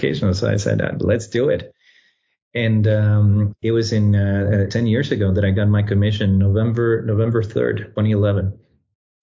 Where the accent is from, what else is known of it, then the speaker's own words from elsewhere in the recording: Costa Rica; moved away as an adult; also born or lived in Washington, D.C.; now in United States; I was born and raised in Costa Rica